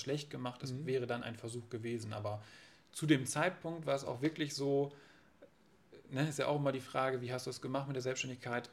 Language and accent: German; Varel, Lower Saxony, Germany; moved away as an adult; now in Oldenburg, Germany; bin da aufgewachsen mit, mit einer älteren Schwester bei meinen Eltern im, im, im Haus